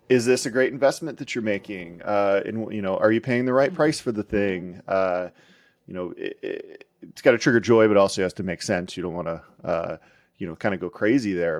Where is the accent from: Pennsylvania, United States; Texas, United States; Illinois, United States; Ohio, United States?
Pennsylvania, United States; outside Pittsburgh; I grew up outside Pittsburgh